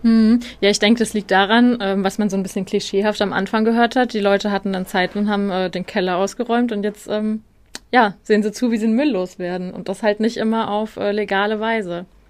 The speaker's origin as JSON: {"language": "German", "town": "Darmstadt", "region": "Hesse", "country": "Germany", "tie": "born or raised there", "said": "ich komme ja ursprünglich aus Darmstadt"}